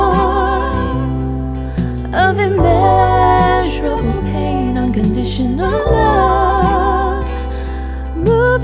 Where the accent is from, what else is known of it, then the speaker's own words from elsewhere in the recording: San Francisco, California, United States; That's my hometown.